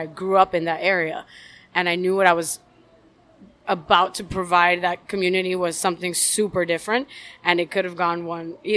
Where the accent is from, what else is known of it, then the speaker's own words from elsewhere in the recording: Miami, Florida, United States; Born and raised in Miami